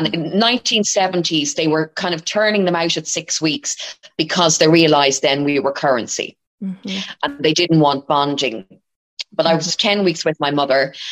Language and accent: English; Dublin, Leinster, Ireland; I was born in St. Patrick's in Dublin, which is the largest mother and baby home in Ireland.